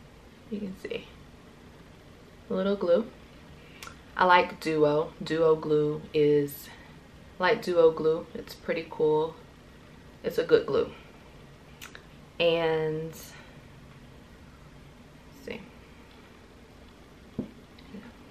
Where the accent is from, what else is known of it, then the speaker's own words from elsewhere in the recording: Central Florida, United States; moved away as an adult; now in Atlanta, United States; born and raised in Florida, Central Florida, and moved to Atlanta after graduating college